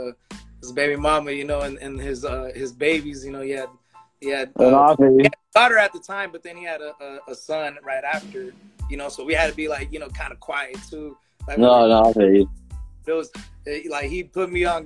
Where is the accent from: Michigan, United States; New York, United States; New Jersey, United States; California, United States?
California, United States; Compton; now in Lake Elsinore, United States; before I came out to Elsinore, I grew up in Compton